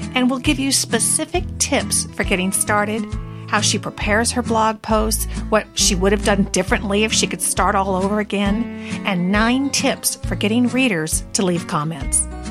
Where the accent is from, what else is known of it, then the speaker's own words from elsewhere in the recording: Washington, United States; also born or lived in California; I was born in California, but totally raised in Washington State.